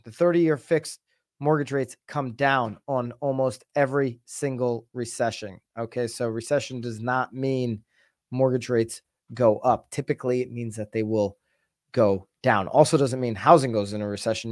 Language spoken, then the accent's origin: English; Naples, Florida, United States; I'm here in, uh, in the, in my hometown in Naples, Florida